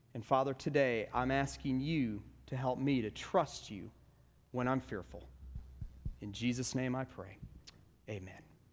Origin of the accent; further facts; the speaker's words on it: Stone Mountain, Georgia, United States; I grew up in Stone Mountain, Georgia